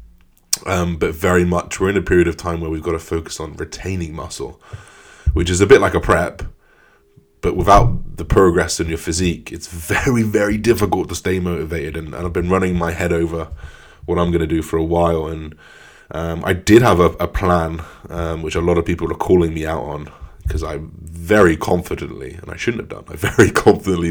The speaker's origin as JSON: {"language": "English", "region": "England", "country": "United Kingdom", "said": "as an English person"}